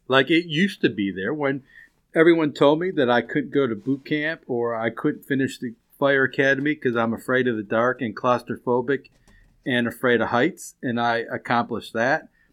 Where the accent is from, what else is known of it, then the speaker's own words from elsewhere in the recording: Chicago, Illinois, United States; moved away; Chicago's my hometown. I lived there for a long time